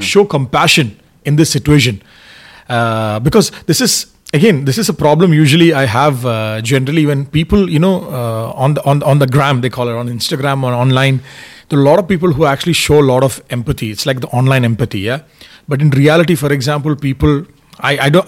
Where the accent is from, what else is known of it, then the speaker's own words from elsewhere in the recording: India; moved away; I'm from India, I have a lot of relatives in India, family in India